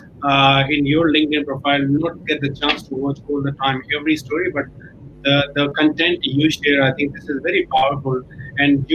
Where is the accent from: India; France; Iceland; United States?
India; New Delhi, Delhi; English is a second language; moved away as an adult; now in Australia; I came from India, New Delhi, and I did not study English medium school. I was studying in Hindi medium school